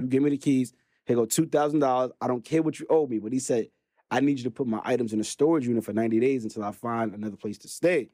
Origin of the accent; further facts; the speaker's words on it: New York City, New York, United States; born and raised in Brooklyn, New York